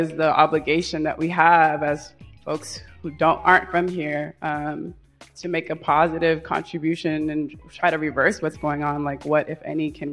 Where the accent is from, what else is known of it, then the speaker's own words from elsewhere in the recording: San Francisco Bay Area, California, United States; now in Washington, D.C., United States; I'm from the Bay